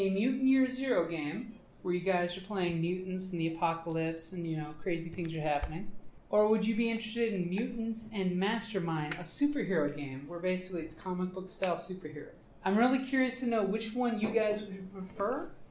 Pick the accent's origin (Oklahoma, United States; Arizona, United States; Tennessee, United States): Arizona, United States; Southwest; we come from Southwest Arizona